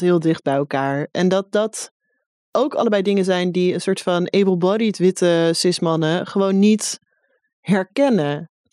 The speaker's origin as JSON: {"language": "Dutch", "town": "Amsterdam", "region": "North Holland", "country": "Netherlands", "said": "Ik ben gewoon een Amsterdammer. Even, eh, credit. Ik kom uit Bos en Lommer en Osdorp."}